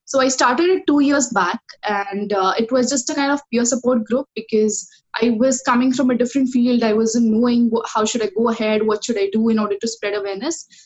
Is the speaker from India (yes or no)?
yes; Kolhapur, Maharashtra, India; I come from uh, the city called Kolhapur, which is located in state of Maharashtra.